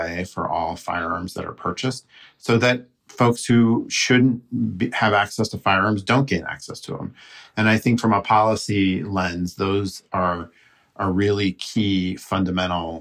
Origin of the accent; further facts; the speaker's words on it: United States; we Americans